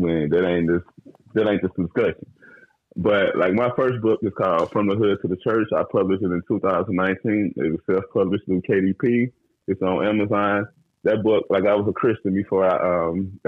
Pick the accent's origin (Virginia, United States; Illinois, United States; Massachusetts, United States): Illinois, United States; Brooklyn; now in Texas, United States; I'm originally from Brooklyn, Illinois